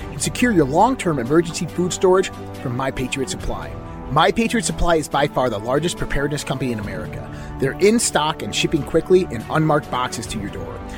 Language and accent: English; United States; American citizens